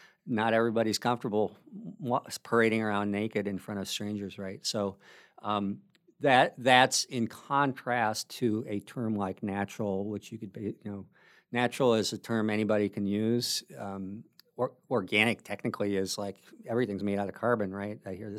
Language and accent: English; Minnesota, United States; now in Bellingham, United States; I moved to Bellingham from the Midwest. And I think it's probably a well-known secret that everybody in Minnesota loves, the three things about Washington that Minnesotans love, there's two things that we do have that we love about here